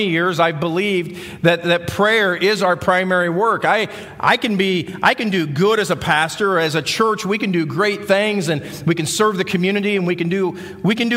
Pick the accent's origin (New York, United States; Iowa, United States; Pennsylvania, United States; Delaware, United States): Iowa, United States; accent: Midwestern; moved away as an adult; We came from Iowa, so if you're out there trying to figure out what the accent is, we're Midwesterners